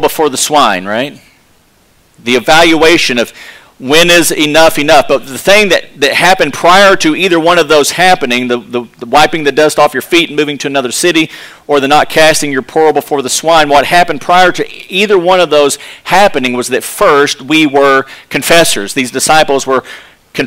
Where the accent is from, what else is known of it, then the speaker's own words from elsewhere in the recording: Texas, United States; accent: Texas; My Texas accent